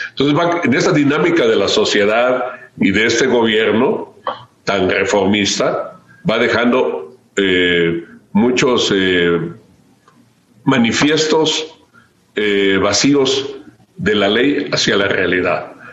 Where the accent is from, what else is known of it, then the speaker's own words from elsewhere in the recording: Chiapas, Mexico; yo soy de Chiapas, he hecho vida pública en Chiapas